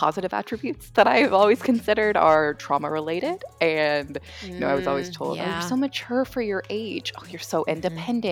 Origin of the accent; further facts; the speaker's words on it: Kansas, United States; moved away as an adult; also born or lived in Fort Worth, Texas; now in Dallas, United States; So I grew up in Kansas.